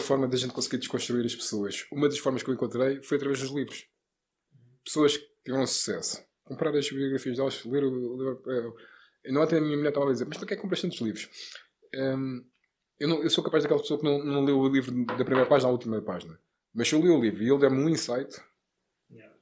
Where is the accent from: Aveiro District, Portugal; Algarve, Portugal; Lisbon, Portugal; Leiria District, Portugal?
Lisbon, Portugal; Lisboa, Parque das Nações